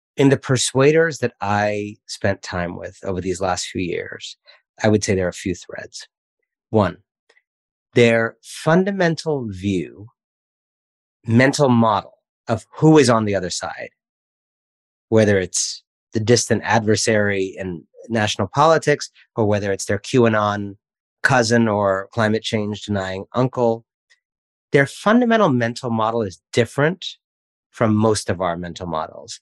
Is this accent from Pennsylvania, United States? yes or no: no; Washington, District of Columbia, United States; also born or lived in Cleveland, Ohio / France / India; I lived in France for a few years when I was a child, then mostly in Washington, D.C., middle school onward